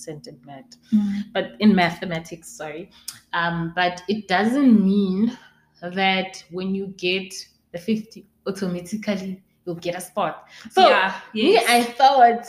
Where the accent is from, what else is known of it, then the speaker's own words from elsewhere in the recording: Pretoria, Gauteng, South Africa; moved away as an adult; I'm a Bedi girl, but I grew up in Pretoria